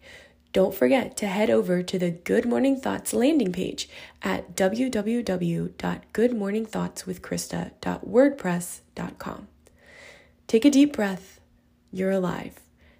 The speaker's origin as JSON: {"language": "English", "country": "United States", "also_born_or_lived": "China", "accent": "American", "said": "my American accent."}